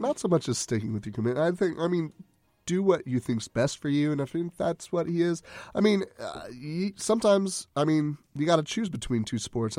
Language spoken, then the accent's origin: English; Conroe, Texas, United States; shout out to my hometown.